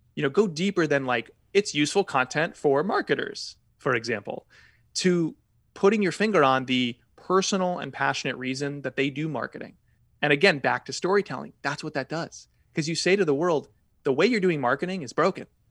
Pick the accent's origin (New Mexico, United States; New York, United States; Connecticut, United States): Connecticut, United States; I grew up in Connecticut